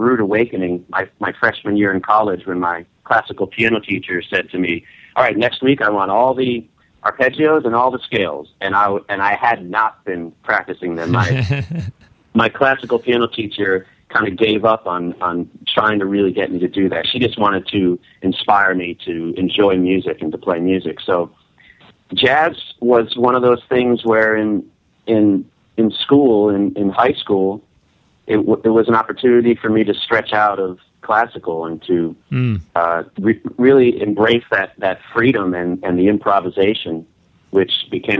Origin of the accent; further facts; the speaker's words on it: Connecticut, United States; now in New York, United States; ever since I was a young lad growing up in Connecticut